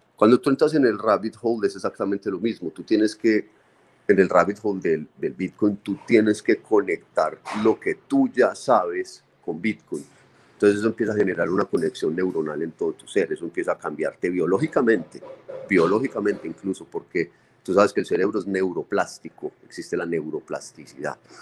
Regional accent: Medellín, Antioquia, Colombia; nuestra tierra en Medellín

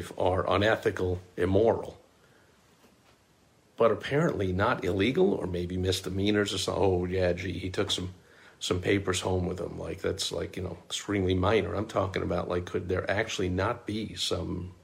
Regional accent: New York, United States; people who know me know I'm from New York

